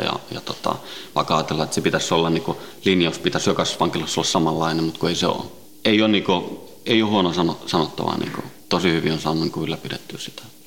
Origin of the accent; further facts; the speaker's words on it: Helsinki, Uusimaa, Finland; also born or lived in Sweden; viisivuotiaana noin tultiin Suomeen, Itä-Helsinkiin